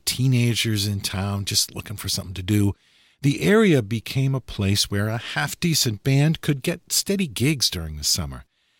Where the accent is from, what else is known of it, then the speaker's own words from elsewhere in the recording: Massachusetts, United States; also born or lived in New Hampshire; I was born in New Hampshire and grew up in Massachusetts.